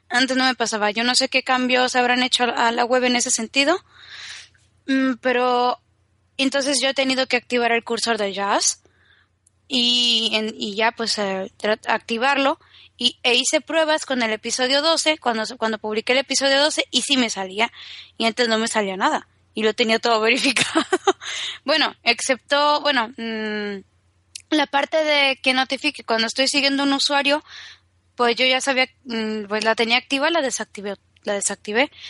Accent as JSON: {"language": "Spanish", "country": "Mexico", "said": "lo peor es que soy mexicana y se me contagia el acento español súper..."}